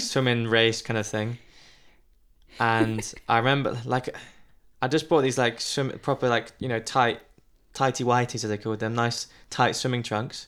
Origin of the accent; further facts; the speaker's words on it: United Kingdom; as a British person